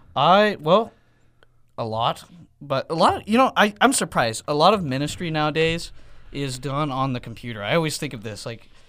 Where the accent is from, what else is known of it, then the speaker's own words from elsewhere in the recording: Elk City, Oklahoma, United States; back in Elk City, in my hometown